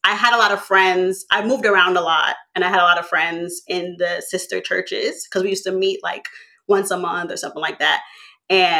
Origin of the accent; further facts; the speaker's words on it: New York City, New York, United States; I am from Queens, New York. Shout out to Queens, a queen from Queens.